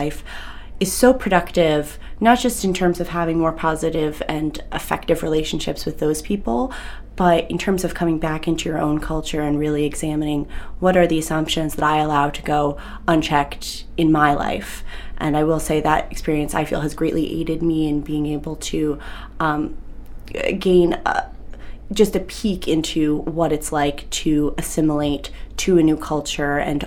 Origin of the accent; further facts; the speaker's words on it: Yarmouth, Maine, United States; living in Yarmouth growing up, I didn't see much else of Maine